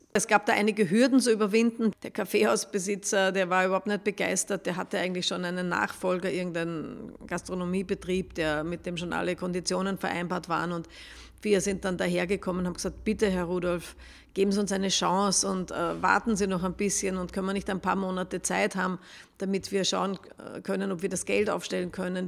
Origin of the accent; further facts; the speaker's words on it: Upper Austria, Austria; now in Vienna, Austria; ich bin keine Wienerin, komme von, aus Oberösterreich